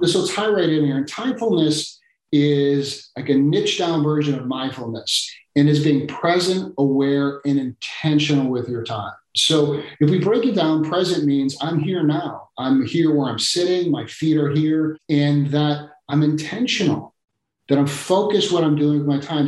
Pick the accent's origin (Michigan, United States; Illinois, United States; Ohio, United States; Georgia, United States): Illinois, United States; Chicago; Chicago, my hometown